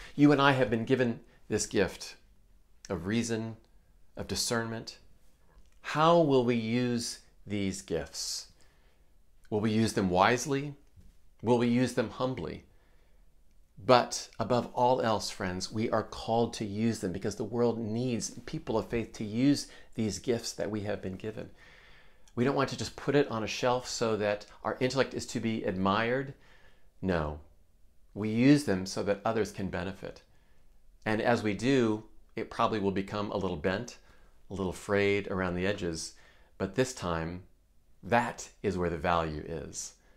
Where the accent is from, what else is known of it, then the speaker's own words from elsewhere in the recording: Iowa, United States; I grew up in Iowa